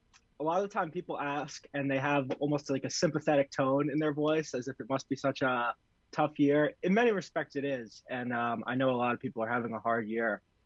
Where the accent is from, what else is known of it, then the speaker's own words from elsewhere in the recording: New York City, New York, United States; now in Milton, United States; Grew up in New York City.